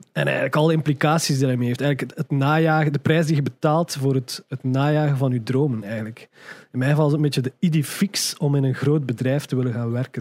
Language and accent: Dutch; Ghent, Flanders, Belgium; moved away as an adult; now in Brussels, Belgium; ik geboren ben in Gent, geboren en getogen in Gent